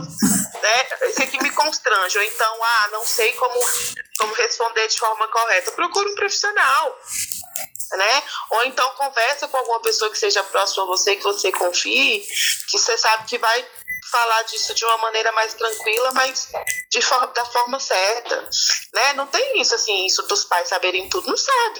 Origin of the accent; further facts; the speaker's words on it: Brasília, Federal District, Brazil; eu sou brasiliense